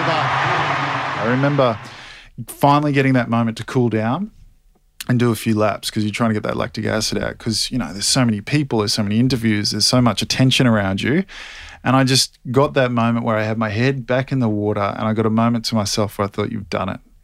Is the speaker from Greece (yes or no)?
no; Australia; in Sydney in front of my home country